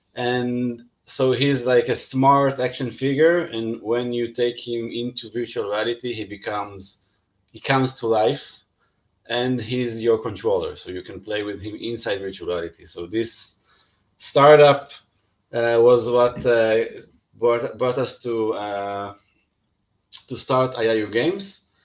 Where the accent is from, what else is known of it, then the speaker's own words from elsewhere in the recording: Israel; i come from Israel